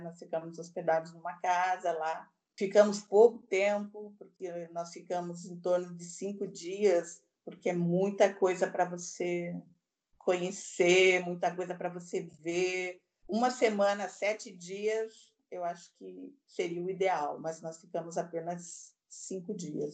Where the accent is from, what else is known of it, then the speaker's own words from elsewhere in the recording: Curitiba, Paraná, Brazil; now in Bahia, Brazil; Nasci em Curitiba, que é uma cidade predominantemente branca. E eu, desde muito pequena, tinha um problema com o frio em Curitiba